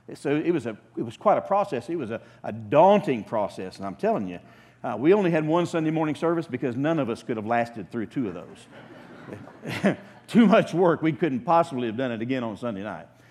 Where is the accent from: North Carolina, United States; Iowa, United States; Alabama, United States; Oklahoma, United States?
Oklahoma, United States; moved away as an adult; I'm an Okie from Oklahoma.